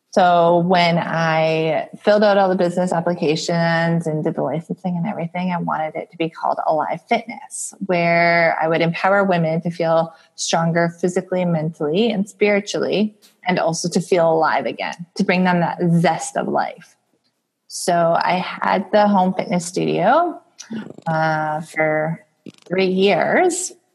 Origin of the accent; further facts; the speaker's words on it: Alberta, Canada; I'm from Alberta, Canada, where we had a hit recently with oil and gas.